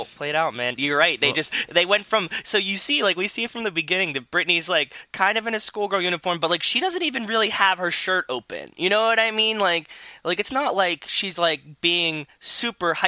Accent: Pittsburgh, Pennsylvania, United States; I grew up in Pittsburgh

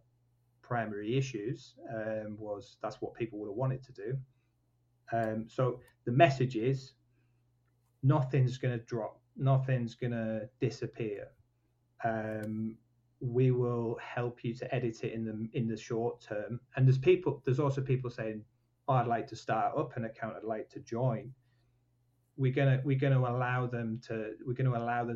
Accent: Leyburn, Yorkshire and the Humber, United Kingdom; also born or lived in Newcastle; I'm from Wensleydale

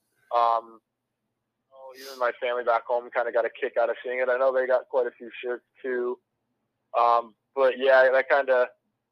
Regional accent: Buffalo, New York, United States; moved away as an adult; now in Quad Cities, United States; originally from Buffalo, New York

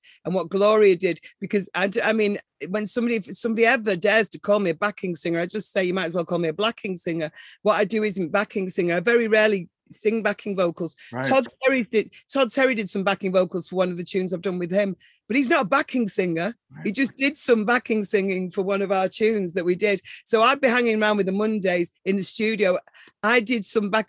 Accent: Manchester, North West England, United Kingdom; I'm from Manchester. I'm definitely from Manchester.

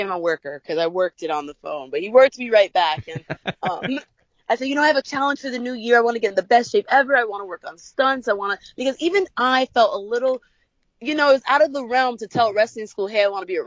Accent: New York City, New York, United States; growing up in New York, the Bronx, we weren't allowed to play outside much.

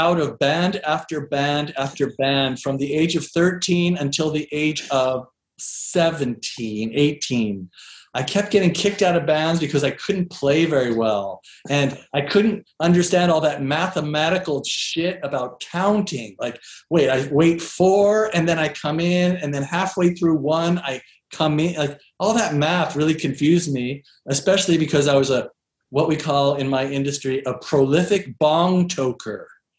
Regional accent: East Coast, United States; also born or lived in Seattle; we were living in Seattle by that time. I grew up in the East Coast.

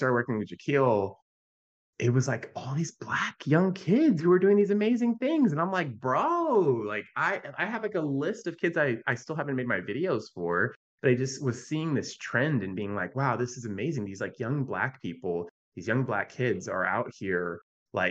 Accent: Virginia, United States; I grew up in Virginia.

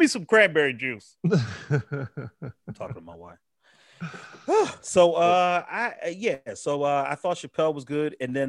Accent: Pennsylvania, United States; I'm a PA guy.

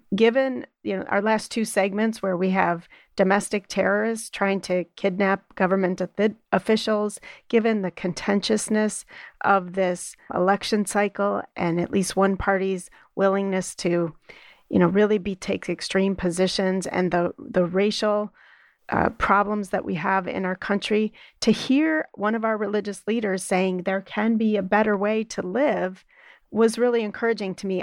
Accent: Midwest, United States; as a Midwesterner

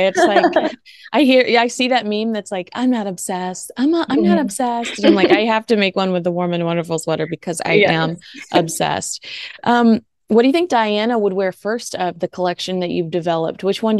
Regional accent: Texas, United States; And you know, we're both from Texas.

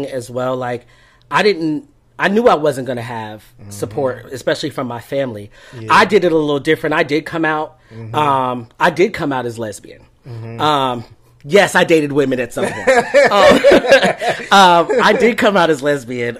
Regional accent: Fort Lauderdale, Florida, United States; I grew up in South Florida, like mm-hmm. really close to, in Fort Lauderdale, close to Miami

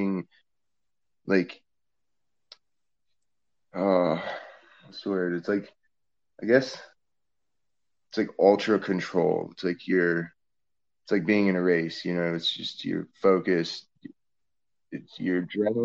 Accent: Northeast, United States; moved away as an adult; also born or lived in Vermont; now in New Orleans, United States; growing up in the Northeast and living down here in the flatlands is quite a change up

